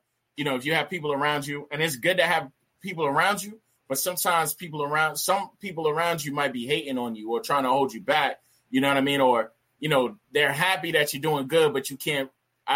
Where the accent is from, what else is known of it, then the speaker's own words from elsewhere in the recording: New York City, New York, United States; moved away; also born or lived in Poconos, Pennsylvania / Pittsburgh, Pennsylvania; I was born in the Bronx, New York